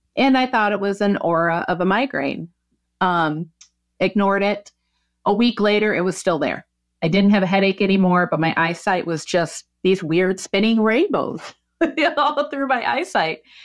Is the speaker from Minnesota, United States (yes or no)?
yes; Minnesota, United States; now in Oregon, United States; I grew up in Minnesota